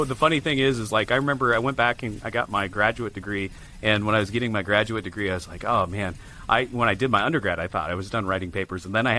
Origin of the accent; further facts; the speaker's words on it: Iowa, United States; I grew up in Iowa. So have you ever heard of the little town called Nevada?